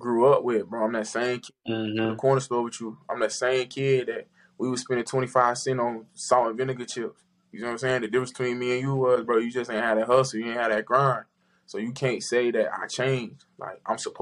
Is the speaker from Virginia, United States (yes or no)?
no; Florida, United States; I'm from Florida